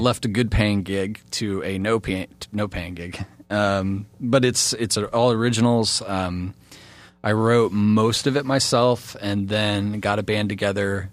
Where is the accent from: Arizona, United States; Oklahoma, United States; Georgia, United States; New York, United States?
Oklahoma, United States; Pryor; also born or lived in Illinois / California / Montana; now in Florida, United States; I grew up in Pryor, Oklahoma, and there's just not a lot of musicians there